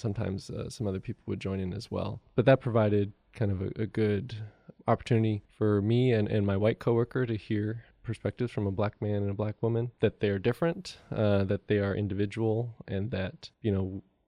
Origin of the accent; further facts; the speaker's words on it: Macau; So I grew up in Macau, China, and if people are familiar with Hong Kong, it's just across the Pearl River Delta from Hong Kong.